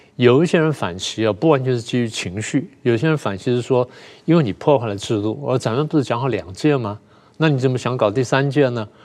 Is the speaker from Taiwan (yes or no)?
yes; Taiwan; 你讲的都是我们台湾人